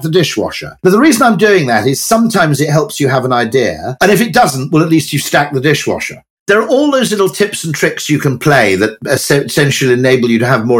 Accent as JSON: {"language": "English", "area": "Welsh", "region": "Wales", "country": "United Kingdom", "said": "I'm Welsh."}